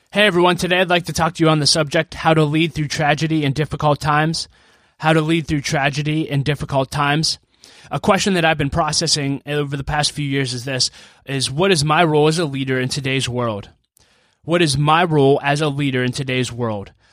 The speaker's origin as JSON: {"language": "English", "town": "Pittsburgh", "region": "Pennsylvania", "country": "United States", "tie": "born or raised there", "said": "my hometown of Pittsburgh, Pennsylvania"}